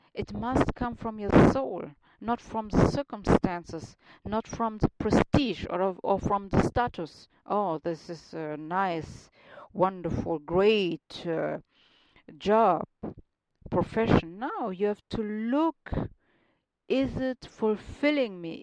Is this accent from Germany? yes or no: yes; Germany; accent: German; English is a second language; now in Munich, Germany; my German accent sounds a little bit uh, funny.